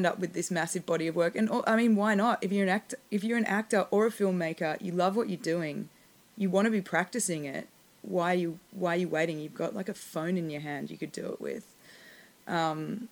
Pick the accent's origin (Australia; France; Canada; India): Australia; moved away as an adult; now in Los Angeles, United States; as an Australian